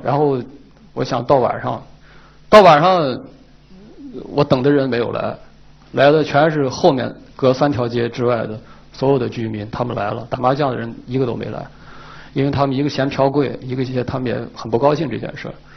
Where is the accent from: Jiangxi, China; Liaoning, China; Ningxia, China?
Ningxia, China; 我们宁夏人把花儿已经不用令去唱